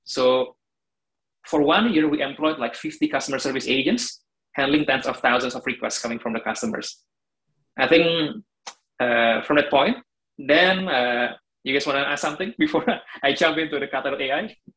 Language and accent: English; Indonesia; moved away as an adult; also born or lived in Germany